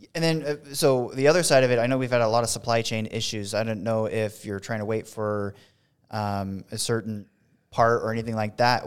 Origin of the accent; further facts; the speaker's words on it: West Coast, United States; moved away; I'm from the West Coast a, and got moved out here